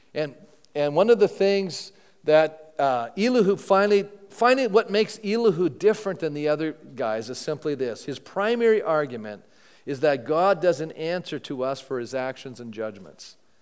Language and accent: English; Canada; I'm a Canadian